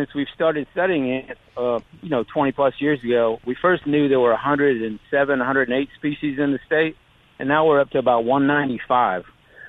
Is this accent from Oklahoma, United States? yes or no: no; Maine, United States; now in Mississippi, United States; My dad was actually an entomologist. He studied wasps, and that's why we moved to Mississippi. We came from Maine, and he got his PhD here at the university.